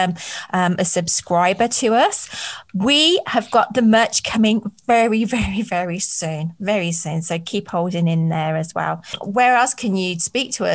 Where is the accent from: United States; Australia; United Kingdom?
United Kingdom; Birmingham, West Midlands; accent: Brummie; also born or lived in Coventry; my Brummie accent